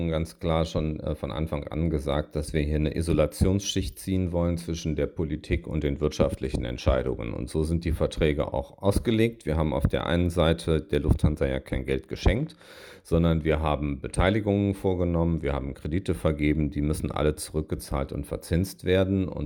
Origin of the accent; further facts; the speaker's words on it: Düsseldorf, North Rhine-Westphalia, Germany; Und das ist ja etwas, was äh, meine Heimat, der Wahlkreis Düsseldorf, äh, wo der Flughafen drin liegt, ja auch sieht